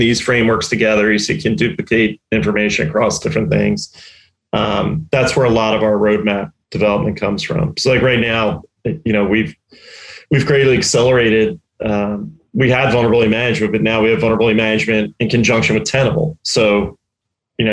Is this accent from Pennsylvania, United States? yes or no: yes; Delaware County, outside Philadelphia, Pennsylvania, United States; moved away as an adult; now in Tampa, United States; I grew up in Delaware County and outside Philly.